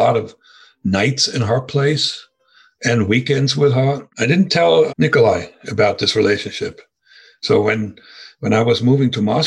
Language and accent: English; Germany; accent: German; English is a second language; moved away as an adult; also born or lived in East Germany; now in United States; my German accent